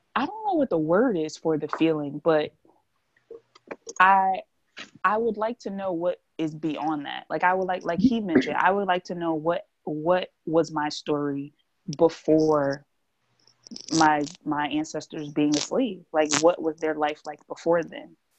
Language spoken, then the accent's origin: English; New Jersey, United States; I'm from New Jersey